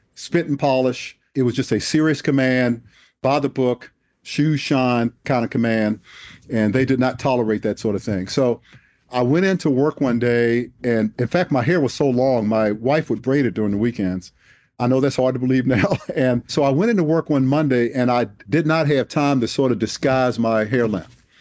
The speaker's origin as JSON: {"language": "English", "town": "Washington", "region": "District of Columbia", "country": "United States", "tie": "born or raised there", "moved": "yes", "said": "I was born and raised in Southeast Washington, D C, in the inner city"}